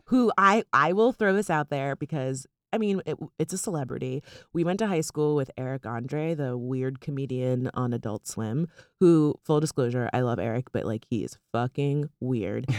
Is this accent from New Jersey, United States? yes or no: no; South Florida, United States; now in New York, United States; we're from South Florida